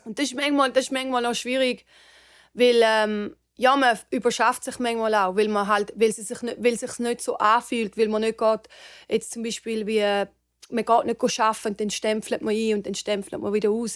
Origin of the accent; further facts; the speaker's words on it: near St. Gallen, Switzerland; moved away as an adult; now in Los Angeles, United States; Also ich bin in der Nähe von St. Gallen aufgewachsen